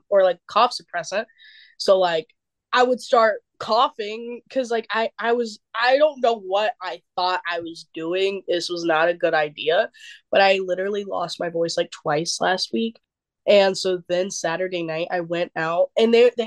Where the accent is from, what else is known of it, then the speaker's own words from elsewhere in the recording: North Carolina, United States; we're from North Carolina